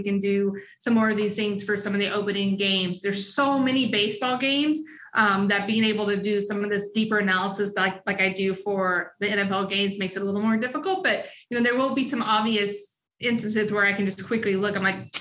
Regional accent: the South, United States; I was born in the South

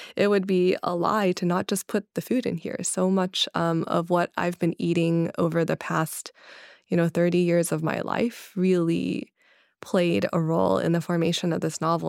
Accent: Kentucky, United States; growing up in Kentucky

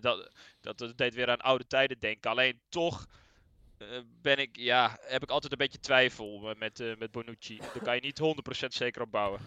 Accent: Netherlands

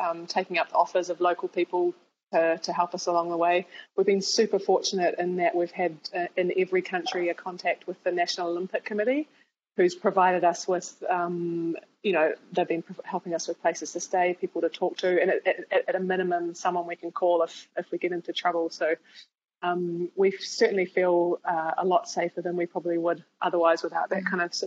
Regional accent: New Zealand; Growing up in New Zealand

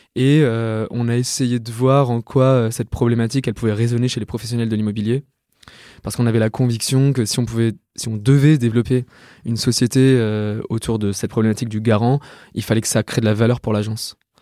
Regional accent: Lyon, Auvergne-Rhône-Alpes, France; moved away as an adult; also born or lived in Yvelines; je viens de Lyon. J'ai fait euh, toute ma scolarité à Lyon jusqu'à ma prépa

